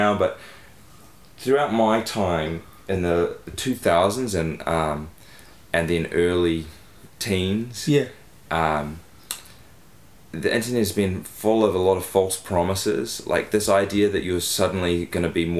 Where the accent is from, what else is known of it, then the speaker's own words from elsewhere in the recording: New Zealand; also born or lived in Dunedin / Auckland; growing up in New Zealand